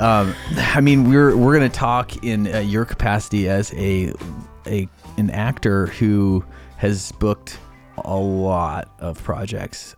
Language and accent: English; Idaho, United States; moved away as an adult; also born or lived in Bellingham, Washington; when I was eighteen and left my small town, Idaho, home